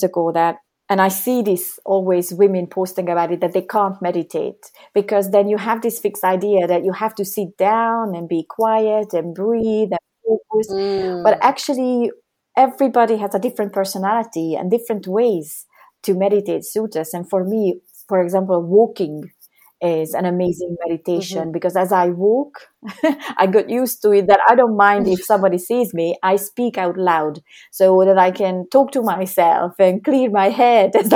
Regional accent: Hungary; I was born in Hungary, and when I was 17, that's when the Cold War was ending

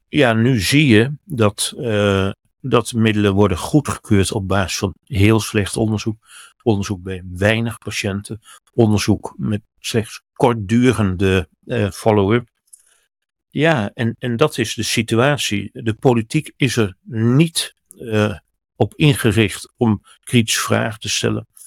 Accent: Netherlands; bij ons in Den Haag

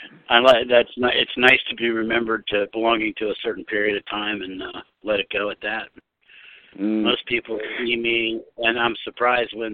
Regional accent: New York, United States; moved away as an adult; I was from New York

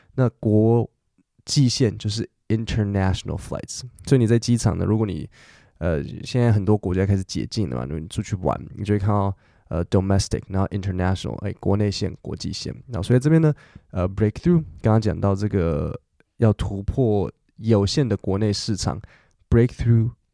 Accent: Taiwan; 因为我是我们台湾人嘛，我比较客气

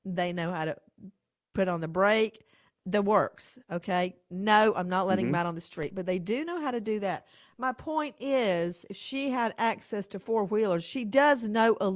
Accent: Bibb County, Georgia, United States; moved away; I grew up in Bibb County.

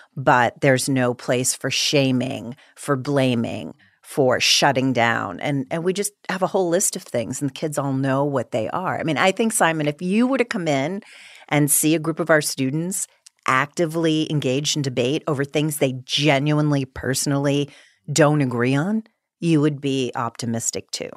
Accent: outside of Boston, Massachusetts, United States; moved away; I grew up outside of Boston

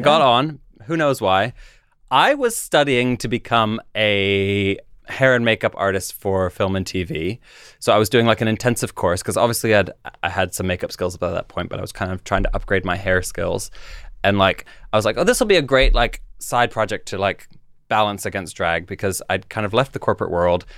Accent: Canada; moved away as an adult; now in London, United Kingdom; I grew up in Canada. I moved when I was, uh, in my twenties to London.

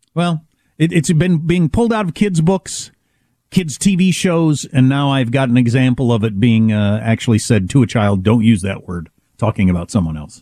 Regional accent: United States; I come from a part of America settled by people from that part of Europe

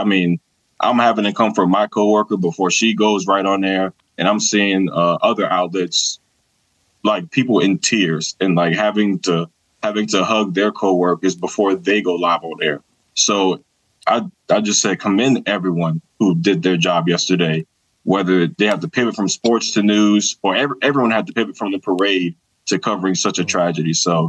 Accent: Georgia, United States; Born and raised in Georgia, you know, we going to church, baby.

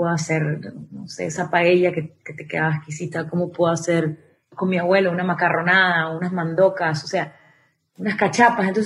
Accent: Venezuela; also born or lived in United States / Miami / Costa Rica; mis abuelitos son venezolanos, mis padres también son venezolanos, pero yo nací en Estados Unidos. Cuando tengo un año, mi padre muere y nos devolvemos a Venezuela. Entonces me crío los primeros 10 años de mi vida en Venezuela.

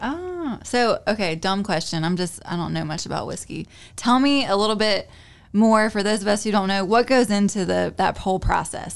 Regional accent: Louisville, North Carolina, United States; also born or lived in Winston-Salem, North Carolina; I wasn't born in Louisville, I was born in Winston-Salem, but I lived in Louisville for several years in my childhood

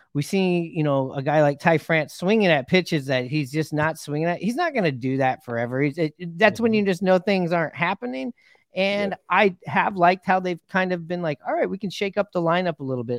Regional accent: Seattle, Washington, United States; now in California, United States; I grew up in Seattle, and you know now I've moved down to California

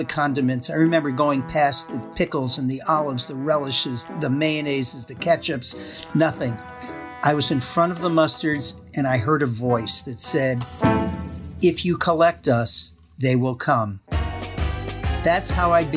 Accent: Massachusetts, United States; also born or lived in Wisconsin; now in Middleton, United States; I'm originally from Massachusetts

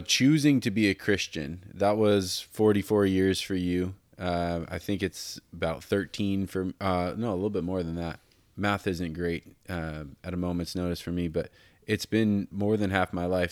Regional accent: Denver, Colorado, United States; I was born in Denver

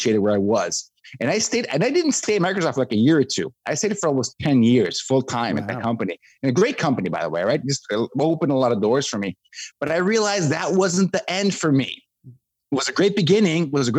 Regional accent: Mexico; moved away as an adult; now in United States; I grew up in Mexico, right? That's where I'm from, on the border with the US

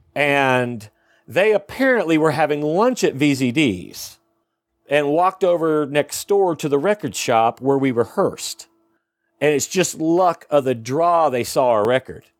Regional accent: Ohio, United States; now in Tulsa, United States; I'm from Ohio

